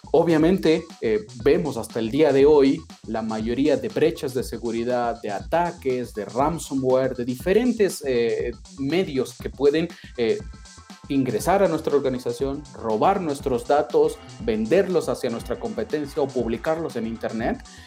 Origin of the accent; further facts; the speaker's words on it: Ecuador; moved away as an adult; also born or lived in Argentina; yo nací en Ecuador, soy ecuatoriano